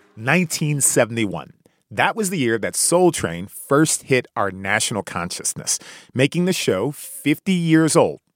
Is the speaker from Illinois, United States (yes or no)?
yes; Chicago, Illinois, United States; In my hometown, Chi-Town, Chicago